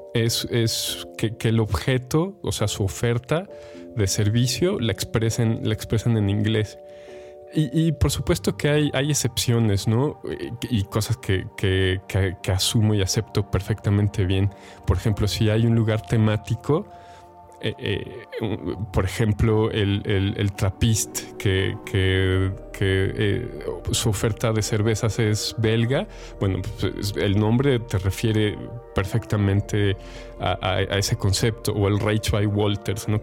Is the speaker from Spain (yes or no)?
no; Mexico; first language Spanish; mexicano que habla español